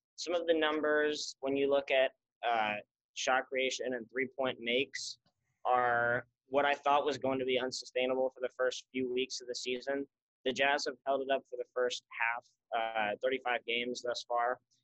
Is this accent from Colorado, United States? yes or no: no; Salt Lake City, Utah, United States; moved away as an adult; now in Syracuse, United States; I grew up in Salt Lake